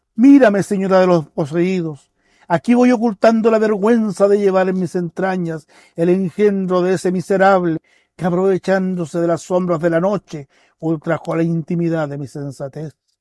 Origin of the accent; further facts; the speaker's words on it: Vallenar, Atacama, Chile; now in Pucón, Chile; Yo no soy nacido acá en Pucón, yo nací en, en Vallenar, tercera región.